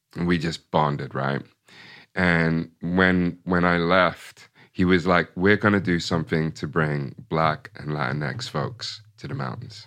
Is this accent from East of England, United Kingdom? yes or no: yes; Ipswich, East of England, United Kingdom; moved away as an adult; also born or lived in Brooklyn, New York; I was born and raised in Ipswich